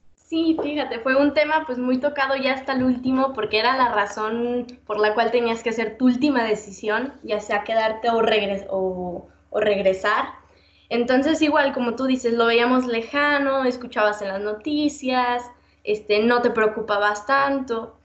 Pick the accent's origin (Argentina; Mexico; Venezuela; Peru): Mexico; De México.